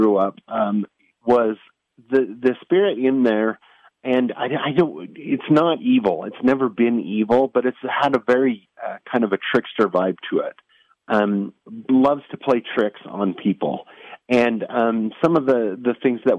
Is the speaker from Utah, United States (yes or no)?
yes; northern Utah, United States; in the area that I grew up in, and I actually still live, northern Utah